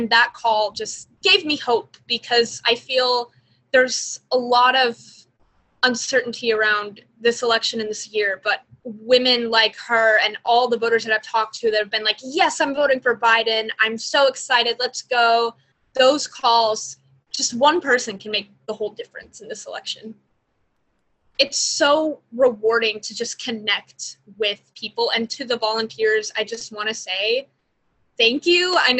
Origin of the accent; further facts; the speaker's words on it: Georgia, United States; also born or lived in Pennsylvania; I have volunteered in my adopted state of Pennsylvania, but I've also been volunteering a lot in my home state of Georgia because it's a very competitive state here.